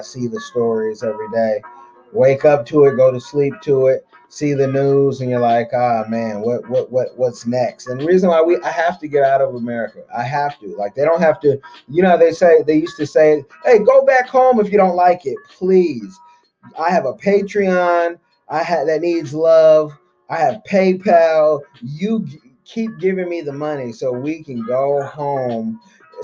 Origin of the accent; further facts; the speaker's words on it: Oakland, California, United States; I'm from Oakland, California. There was a drug war growing up.